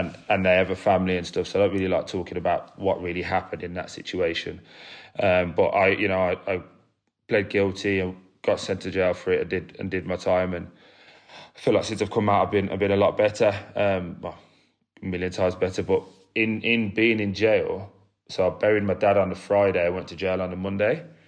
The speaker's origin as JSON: {"language": "English", "town": "Birmingham", "region": "West Midlands", "country": "United Kingdom", "tie": "born or raised there", "said": "I grew up in a, a place called Chelmsford Wood, which is in Birmingham"}